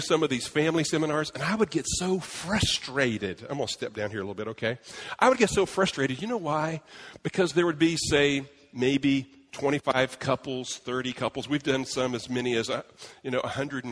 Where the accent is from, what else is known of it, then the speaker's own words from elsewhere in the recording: Brazil; moved away; I'm from Brazil